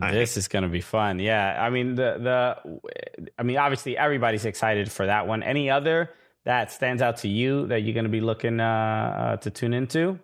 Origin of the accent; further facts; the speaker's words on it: New York City, New York, United States; I'm originally from Brooklyn.